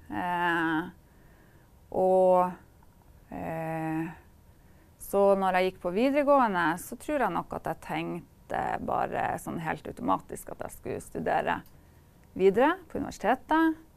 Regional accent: Kirkenes, Finnmark, Norway; jeg er fra Kirkenes.

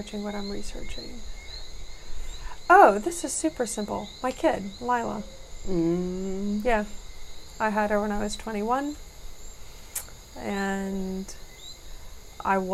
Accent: Gadsden, Alabama, United States; also born or lived in Starkville, Mississippi / Mobile, Alabama; now in Dominica; I was born in Starkville, Mississippi, and then spent a little bit of time in Mobile, Alabama. And then my mom and dad became house parents at a boys' orphanage in Gadsden, Alabama, mm-hmm. when I was 9.

